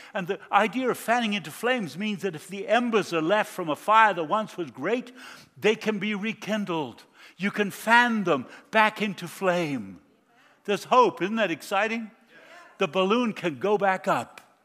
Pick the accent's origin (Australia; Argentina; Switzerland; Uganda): Argentina; moved away; I was born in South America. I grew up in Argentina